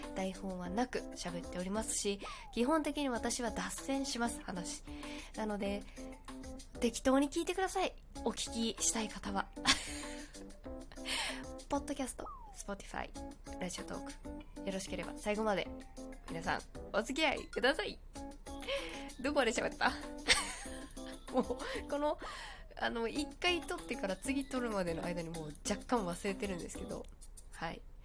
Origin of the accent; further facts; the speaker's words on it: Kagoshima, Japan; 私も鹿児島出身なので